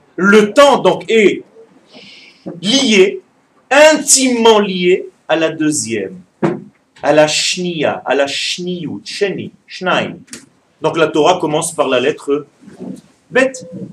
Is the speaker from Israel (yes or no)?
yes; Ashdod, Southern District, Israel; je suis né en Israël et j'ai vécu la majorité de ma vie à Ashdod.